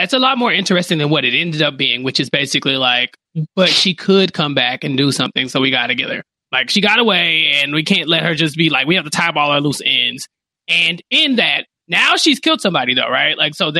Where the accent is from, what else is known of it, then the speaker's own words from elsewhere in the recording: Texas, United States; as the resident Texan